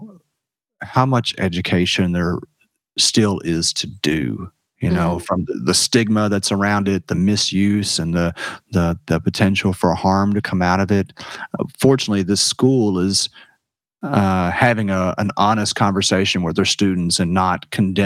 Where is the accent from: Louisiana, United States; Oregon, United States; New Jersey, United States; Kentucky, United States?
Kentucky, United States; Washington County; also born or lived in Jamaica; I growing up in Washington County and all out there around Maker's Mark distilleries